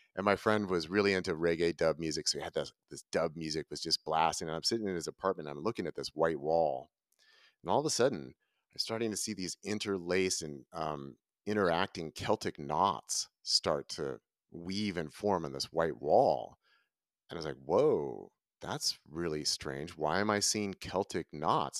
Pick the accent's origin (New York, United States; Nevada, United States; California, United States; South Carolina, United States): California, United States; Northern; moved away as an adult; now in Ashland, United States; I was raised in Northern California